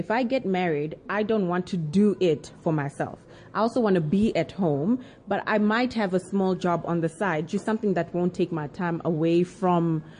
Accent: Zambia; now in South Africa; I'm actually a foreigner. I'm Chewa. I'm from Zambia.

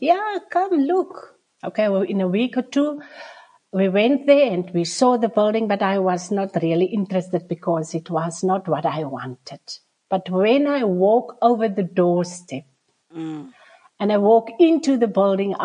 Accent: Nababeep, Northern Cape, South Africa; also born or lived in Springbok; I'm from the Northern Cape in the Namakwa district. So we are based in Springbok, the capital town here around. So my birth town is just around the corner, around about 17 kilometers from here. It's Nababib, the Maokeep copper mine town. So I was born there

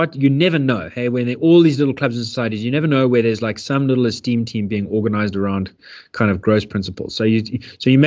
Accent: Johannesburg, Gauteng, South Africa; I grew up in Yeovil

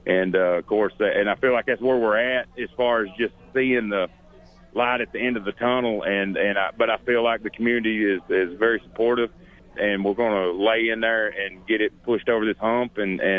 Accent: Warren County, Tennessee, United States; born and raised in Warren County. This is my home.

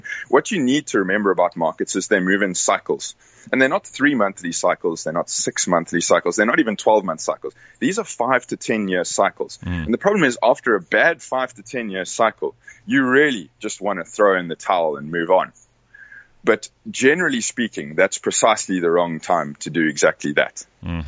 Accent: South Africa; as South African investors

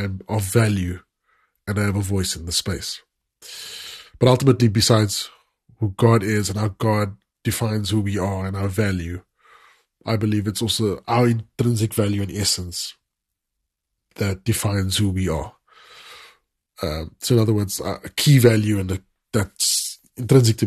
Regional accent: South Africa; I'm a South African

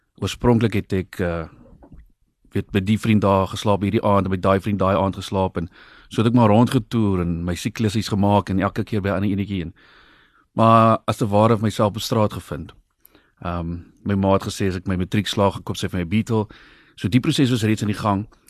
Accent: Brakkeveld, South Africa; moved away; Ek het in Brakkeveld groot geword oorspronklik en ek's nou maar weer terug daarso

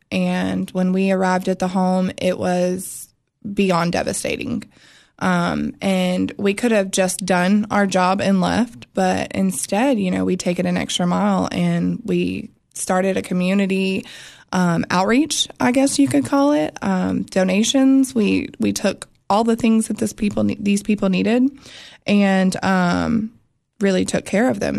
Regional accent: Florida, United States; moved away; also born or lived in North Carolina; so I was born in North Carolina, and then I was raised in Florida for my older years is what I always tell people, like my high school days.

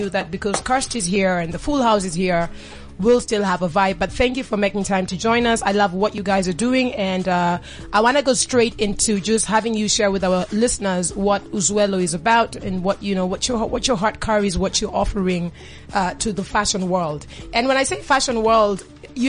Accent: Kenya; I'm Kenyan

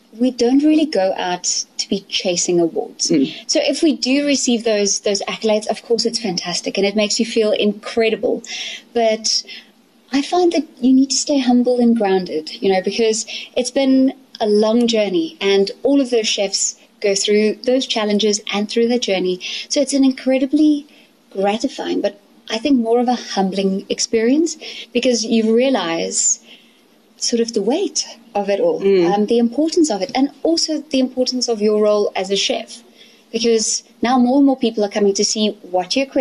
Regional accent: Elandsfontein, Gauteng, South Africa; also born or lived in London; I grew up here in Elandsfontein on the farm

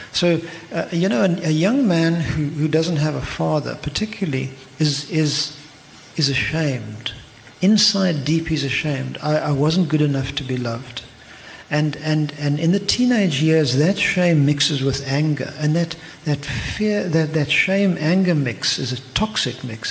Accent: Eastern Cape, South Africa; now in Cape Town, South Africa; I come from the Eastern Cape

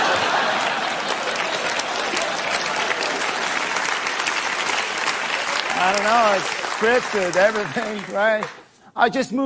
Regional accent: France; English is a second language; I'm from France.

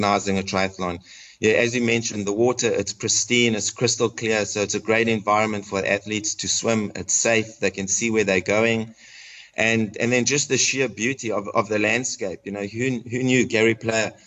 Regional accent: South Africa; accent: South African; moved away as an adult; now in Atlanta, United States; I grew up in South Africa and had the opportunity to go to Wits University

